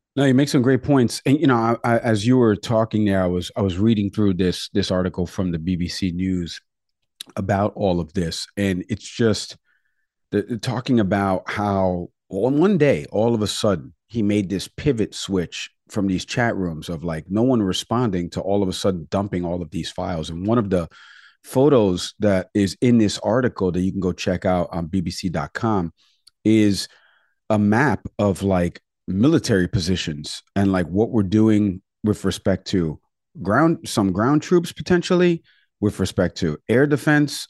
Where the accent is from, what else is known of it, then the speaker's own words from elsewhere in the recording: New York, United States; moved away; my home state in New York